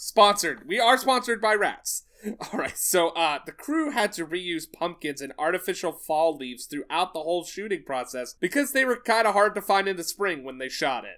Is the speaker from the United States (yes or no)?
yes; the South, United States; accent: slight southern twang; my southern accent, or my slight southern twang